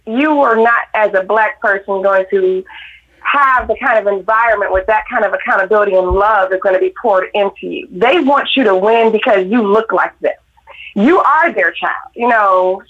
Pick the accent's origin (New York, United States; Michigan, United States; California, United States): Michigan, United States; Detroit; Growing up in Detroit, it was over 80% black growing up there.